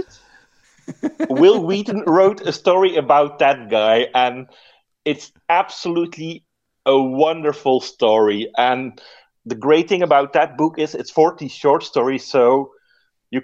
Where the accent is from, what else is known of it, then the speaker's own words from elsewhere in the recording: Dutch-speaking Belgium, Flanders, Belgium; I'm from the Dutch-speaking part, but I live literally 5 meters away from the French-speaking part.